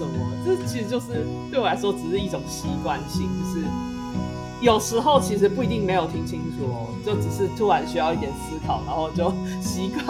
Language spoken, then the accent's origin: Chinese; Taiwan; 台湾人这种怎么讲，就是有这种语助词，其实也更能够表达出我们的情绪吧。